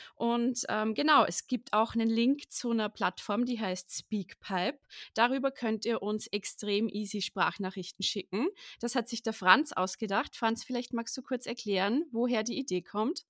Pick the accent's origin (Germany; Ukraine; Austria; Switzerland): Austria; ich komme auch aus Österreich.